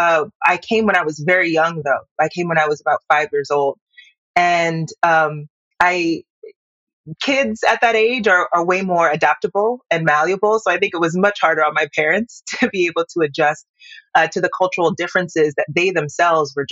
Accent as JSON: {"language": "English", "town": "Tucson", "region": "Arizona", "country": "United States", "tie": "born or raised there", "also_born_or_lived": "Yaoundé, Cameroon", "said": "Currently, I'm in Tucson, Arizona. It's effectively my American hometown. It's where I transitioned. I was born in Yaoundé, moved here when I was about 5 years old."}